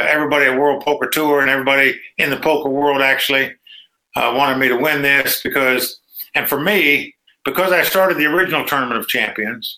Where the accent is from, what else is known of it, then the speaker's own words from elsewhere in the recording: Dayton, Ohio, United States; moved away as an adult; also born or lived in North Carolina / Las Vegas; I grew up in Dayton, Ohio